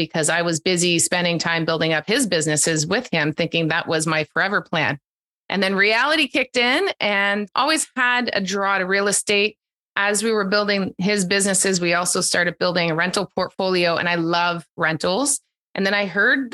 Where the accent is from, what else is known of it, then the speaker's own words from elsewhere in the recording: East Coast of Canada, the Maritimes, Canada; moved away as an adult; also born or lived in Calgary; now in Ontario, Canada; I grew up on the East Coast of Canada and the Maritimes